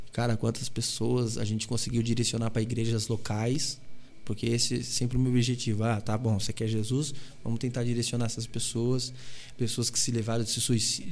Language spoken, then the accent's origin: Portuguese; Pinhalzinho, São Paulo, Brazil; Eu sou de Pinhalzinho